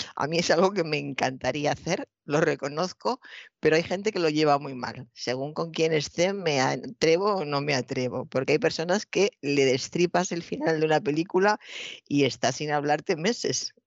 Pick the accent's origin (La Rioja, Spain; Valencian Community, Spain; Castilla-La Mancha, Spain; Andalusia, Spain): Castilla-La Mancha, Spain; Toledo; soy de Toledo, eh, he visto durante toda mi infancia y mi juventud un maravilloso cuadro del Greco